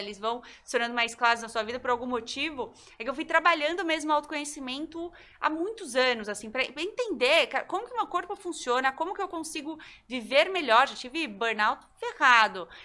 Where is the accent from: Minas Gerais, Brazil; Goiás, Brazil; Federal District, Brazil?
Goiás, Brazil; Eu sou goiana